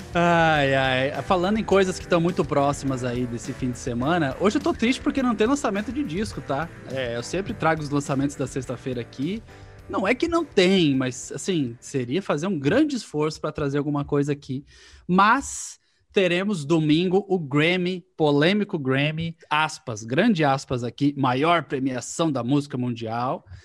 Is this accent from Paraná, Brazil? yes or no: yes; Paraná, Brazil; eu sou paranaense